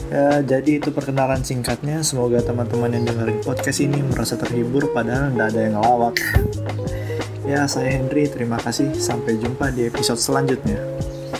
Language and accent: Indonesian; Samarinda, East Kalimantan, Indonesia; also born or lived in Berau; aku lahir di Berau di Kalimantan Timur, tapi aku besarnya di Samarinda dari T K sampai kuliah